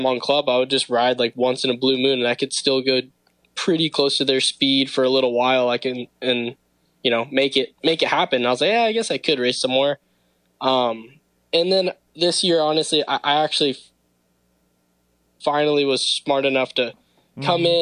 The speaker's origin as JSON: {"language": "English", "town": "Los Angeles", "region": "California", "country": "United States", "tie": "born or raised there", "said": "I'm actually from Los Angeles, California"}